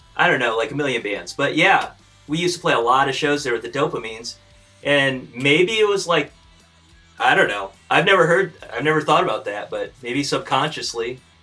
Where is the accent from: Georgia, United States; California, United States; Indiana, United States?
Indiana, United States; Fort Wayne; we're from Fort Wayne